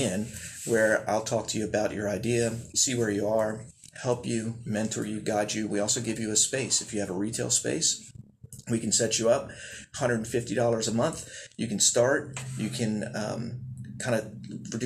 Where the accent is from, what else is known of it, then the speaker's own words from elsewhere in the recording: Baltimore, Maryland, United States; moved away as an adult; also born or lived in Germany; now in Gaffney, United States; I grew up in Baltimore with a huge family